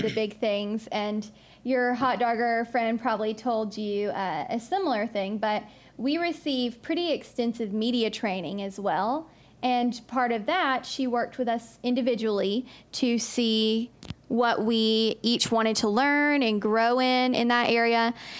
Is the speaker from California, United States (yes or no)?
no; Georgia, United States; making sure I was still … from Georgia